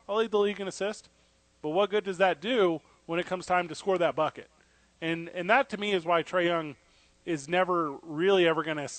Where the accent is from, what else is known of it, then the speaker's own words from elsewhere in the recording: Midwest, United States; now in Albuquerque, United States; I was raised in the Midwest and spent more time in Memphis.